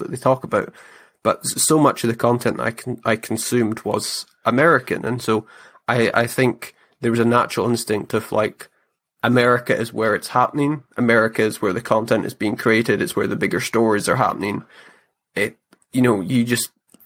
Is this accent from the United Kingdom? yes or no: yes; Scottish Highlands, Scotland, United Kingdom; growing up in the Scottish Highlands, where the weather's just different